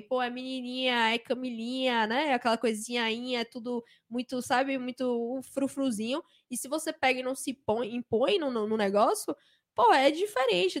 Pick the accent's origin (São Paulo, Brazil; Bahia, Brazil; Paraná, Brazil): Bahia, Brazil; Salvador; eu vim de Salvador